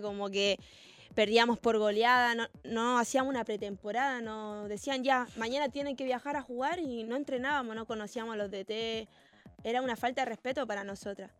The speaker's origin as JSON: {"language": "Spanish", "region": "Antofagasta", "country": "Chile", "tie": "born or raised there", "moved": "as an adult", "lives_now": "Argentina", "said": "nací en Antofagasta, que es más cerca... Mm, cerca como de Perú"}